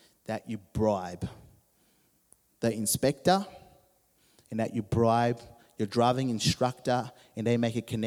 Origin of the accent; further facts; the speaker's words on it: Zimbabwe; When I was 16, growing up in Zimbabwe